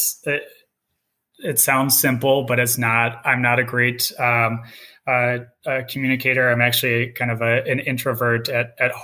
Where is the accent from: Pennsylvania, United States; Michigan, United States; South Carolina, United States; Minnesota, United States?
Minnesota, United States; Both my wife and I were born and raised in Minnesota